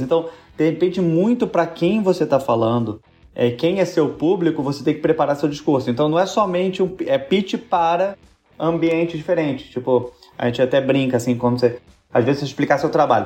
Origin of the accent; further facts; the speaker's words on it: Rio de Janeiro, Brazil; eu sou do Rio também